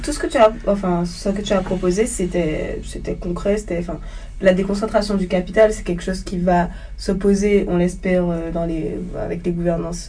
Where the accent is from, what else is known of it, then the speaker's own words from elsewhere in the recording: Le Gosier, Guadeloupe; now in Paris, France; je suis guadeloupéenne, je viens du Gosier